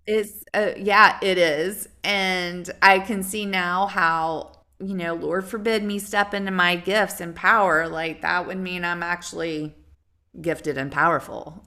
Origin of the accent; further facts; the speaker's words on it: the South, United States; I'm from the South